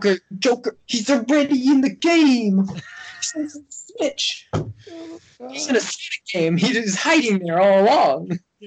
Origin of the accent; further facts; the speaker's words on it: Canada; It's like 30 something because I'm Canadian.